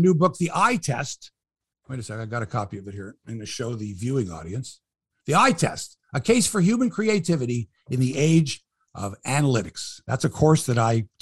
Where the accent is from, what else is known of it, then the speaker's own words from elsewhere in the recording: Toronto, Ontario, Canada; I'm from the city. I'm born and raised in Toronto.